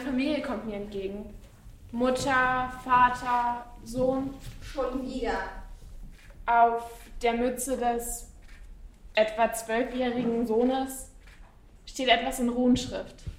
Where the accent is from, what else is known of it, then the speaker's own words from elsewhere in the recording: Cottbus, Brandenburg, Germany; moved away as an adult; now in Berlin, Germany; ich komme aus Cottbus. Ich bin in Cottbus aufgewachsen und geboren